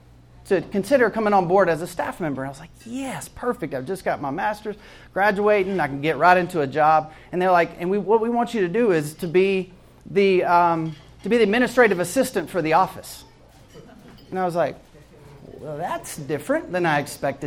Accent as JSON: {"language": "English", "town": "Jackson", "region": "Mississippi", "country": "United States", "tie": "born or raised there", "also_born_or_lived": "Atlanta, Georgia", "moved": "as an adult", "said": "I actually grew up in Jackson, Mississippi"}